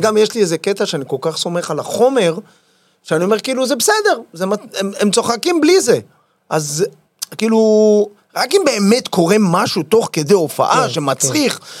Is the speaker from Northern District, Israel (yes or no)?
no; Yavne, Central District, Israel; נולדתי ביבנה